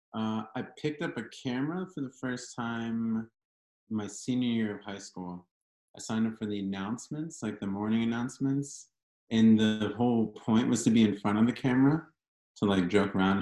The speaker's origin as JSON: {"language": "English", "town": "Lancaster", "region": "Pennsylvania", "country": "United States", "said": "I'm from Lancaster, Pennsylvania"}